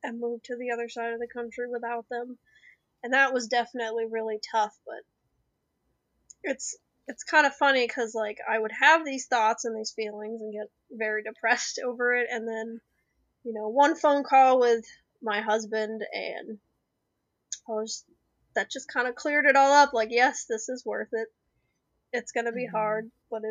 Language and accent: English; Albuquerque, New Mexico, United States; moved away as an adult; also born or lived in Ohio; I'm from Albuquerque, New Mexico. And we got married down there